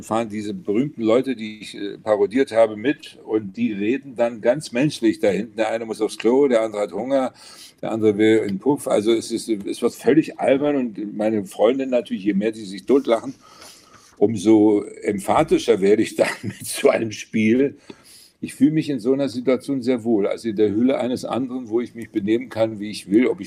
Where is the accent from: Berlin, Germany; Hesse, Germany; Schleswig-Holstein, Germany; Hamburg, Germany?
Hesse, Germany; Alsfeld; Ja, ich bin gebürtiger Hesse in Alsfeld, äh, Oberhessen aufgewachsen